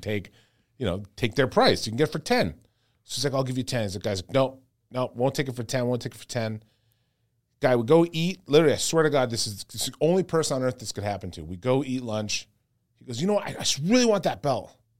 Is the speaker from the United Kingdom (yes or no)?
no; Canada; I'm so Canadian